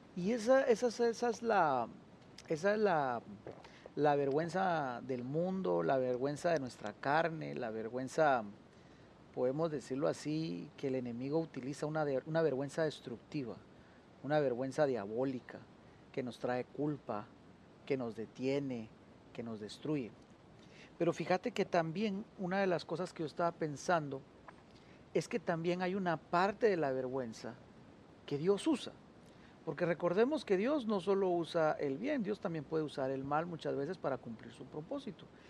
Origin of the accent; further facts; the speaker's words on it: Argentina; accent: Argentine; se nos está saliendo aquí lo argentino.